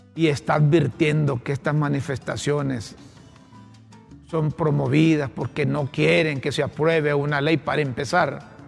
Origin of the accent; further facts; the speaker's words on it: Honduras; como periodistas, como ciudadanos hondureños.